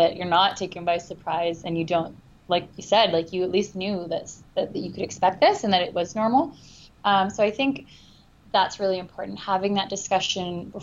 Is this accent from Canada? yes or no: yes; Canada; we're Canadian